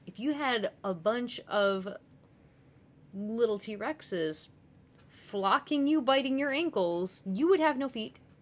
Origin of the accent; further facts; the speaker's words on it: United States; being an American